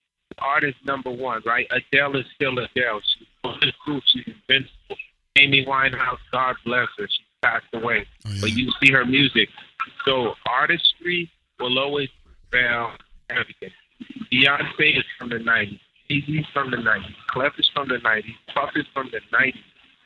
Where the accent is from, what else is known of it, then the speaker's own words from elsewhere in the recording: Haiti; Of course. I'm from Haiti.